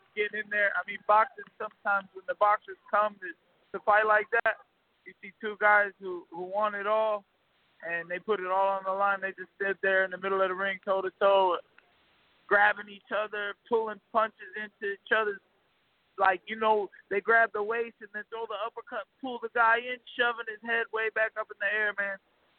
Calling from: St. Petersburg, Florida, United States; Oh, man, I'm in St. Pete, Florida at the Coliseum watching my boy Miguel Cruz do work.

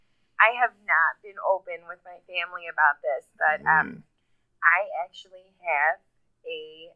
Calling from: Buffalo, New York, United States; I'm from Buffalo, New York.

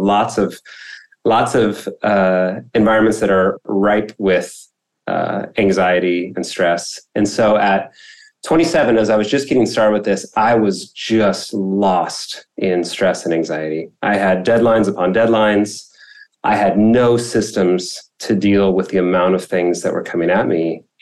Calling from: Irvine, California, United States; I am in Irvine, California, in Orange County.

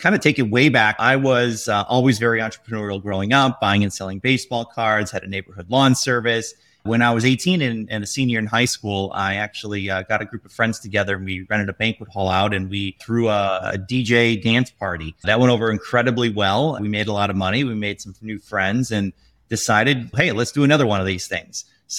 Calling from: Chicago, Illinois, United States; I am from cloudy Chicago right now.

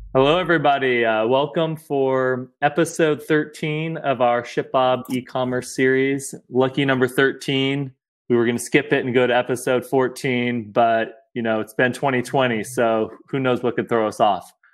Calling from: Southern California, United States; I am calling in from Southern California. I have not left here in quite a while

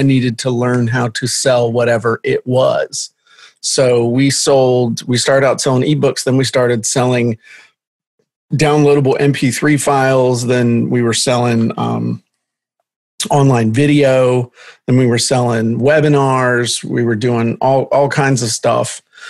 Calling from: Virginia, United States; I am in southeastern Virginia at the very tip of the Middle Peninsula in the middle of nowhere in a county with no stoplights

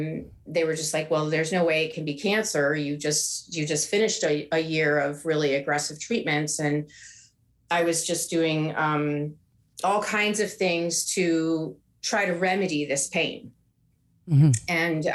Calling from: Oakland, California, United States; I'm calling from Oakland, California.

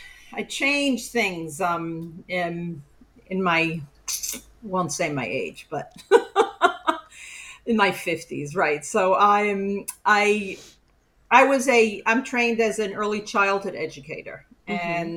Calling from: Queens, New York, United States; So I'm like, it's really legally Queens, but I'm closer to Long Island, five towns

